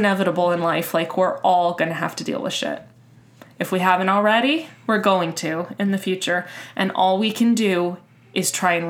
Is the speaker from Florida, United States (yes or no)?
yes; Miami, Florida, United States; moved away; also born or lived in Minnesota; I grew up in Miami